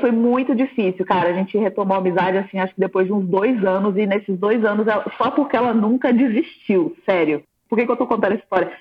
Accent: Brasília, Federal District, Brazil; moved away; Eu sou de Brasília, estava morando em Brasília ainda

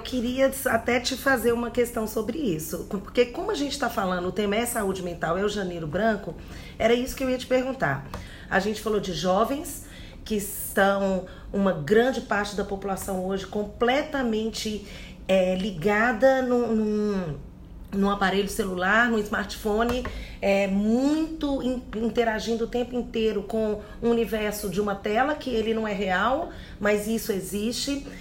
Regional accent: Minas Gerais, Brazil; como uma boa mineira que sou, criada por Pais mineiros

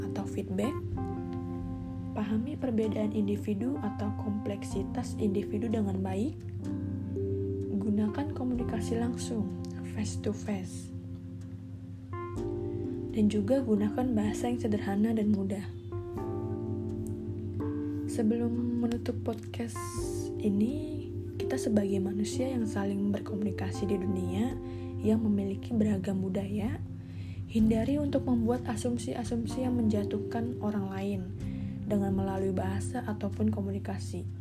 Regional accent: Cirebon, West Java, Indonesia; born there; now in Jakarta, Indonesia; Saya lahir di kota Cirebon. Saya anak kedua dari empat bersaudara.

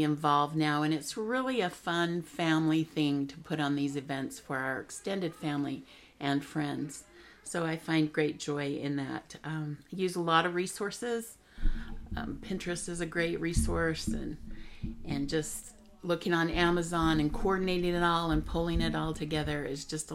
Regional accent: Orem, Utah, United States; moved away as an adult; also born or lived in Provo, Utah / Seattle, Washington; raised in Orem.

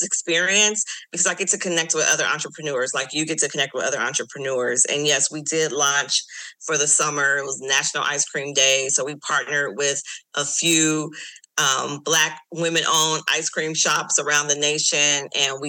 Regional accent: Los Angeles, California, United States; I'm from Los Angeles

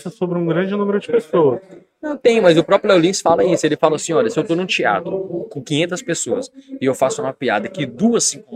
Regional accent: Espírito Santo, Brazil; eu sou capixaba e eu não falo com estranho.

